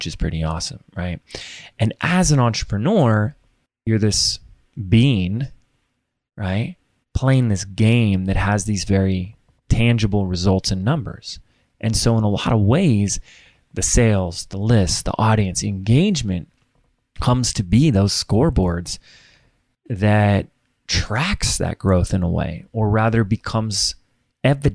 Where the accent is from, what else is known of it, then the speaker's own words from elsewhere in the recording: Laguna Beach, California, United States; also born or lived in Sedona, Arizona; my hometown is Laguna Beach, California